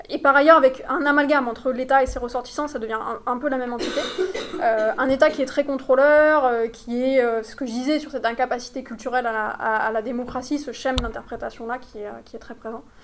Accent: France; now in United Arab Emirates; nous, notre sociabilité en tant que Français, euh, elle est, euh, voilà, c'est une sociabilité de couple

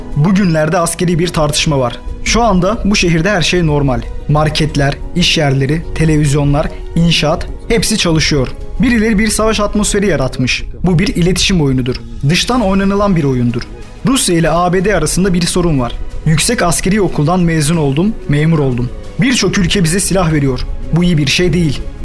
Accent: Ukraine; Ben Ukraynalıyım.

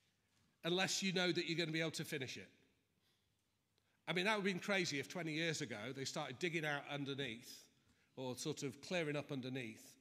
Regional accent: Manchester, North West England, United Kingdom; moved away; I'm from Manchester

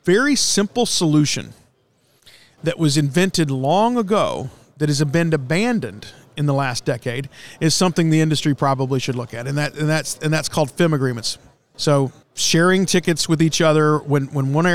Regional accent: Gainesville, Texas, United States; also born or lived in Fort Worth, Texas; I'm actually from North Texas, born in Fort Worth, grew up in Cook County up by Gainesville.

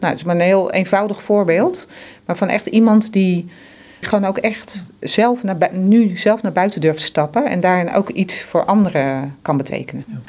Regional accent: Netherlands; wij als Nederlanders

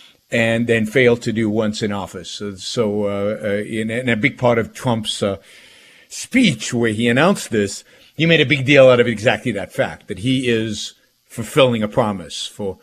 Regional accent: Jerusalem, Jerusalem District, Israel; moved away as an adult; now in United States; I was born in Jerusalem, spent my first 3.5 years of my life in Jerusalem.

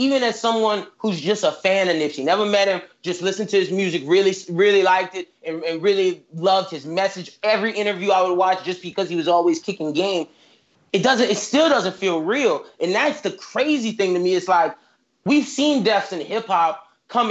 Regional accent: the South, United States; I'm from the South

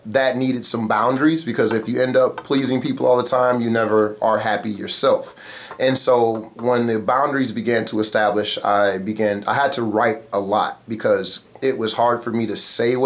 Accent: Muskegon, Michigan, United States; I'm from Muskegon, Michigan, born and raised

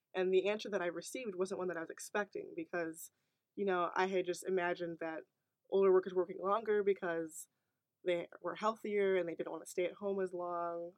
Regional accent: Naperville, Illinois, United States; moved away as an adult; now in Iowa City, United States; my hometown of Naperville, Illinois

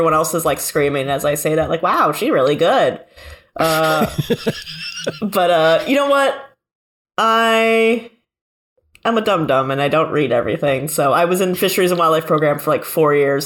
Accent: Michigan, United States; I'm from like Michigan

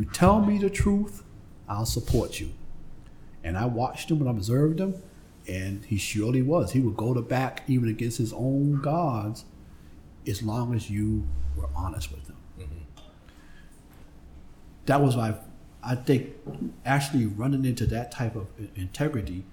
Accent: Boston, Massachusetts, United States; I grew up on Faison Street, which was a couple of streets down from Interville Street.

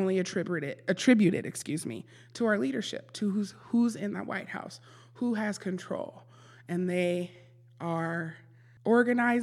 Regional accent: Milwaukee, Wisconsin, United States; Born and raised in Milwaukee, MPS grad

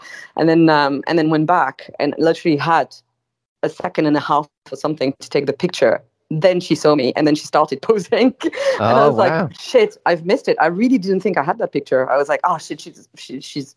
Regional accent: France

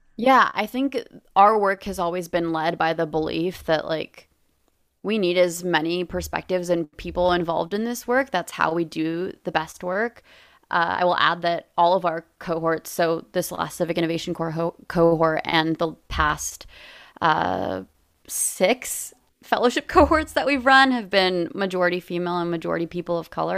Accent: Los Angeles, California, United States; moved away as an adult; I'm from Los Angeles. I came back home

